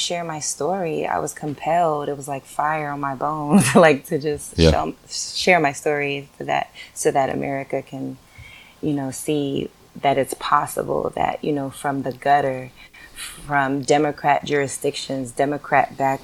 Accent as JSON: {"language": "English", "town": "New York City", "region": "New York", "country": "United States", "tie": "born or raised there", "said": "I come from Harlem, New York City, from the projects"}